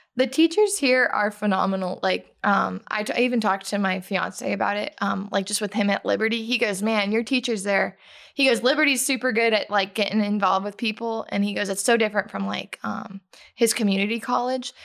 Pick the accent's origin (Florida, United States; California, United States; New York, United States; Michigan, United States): Florida, United States; Fort Myers; I'm from Fort Myers, Florida